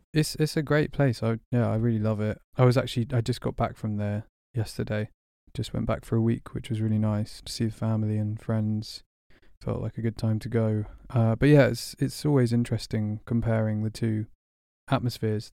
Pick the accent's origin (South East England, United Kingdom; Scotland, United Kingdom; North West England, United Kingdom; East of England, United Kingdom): South East England, United Kingdom; Burgess Hill; moved away as an adult; also born or lived in Berlin, Germany; now in London, United Kingdom; moved to Burgess Hill in West Sussex when I was six, and then kinda grew up there